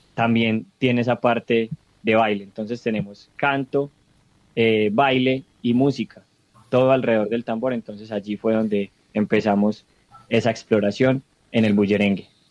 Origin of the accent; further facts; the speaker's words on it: Sonsón, Antioquia, Colombia; soy oriundo del municipio de Sonsón, vivo en el municipio de Sonsón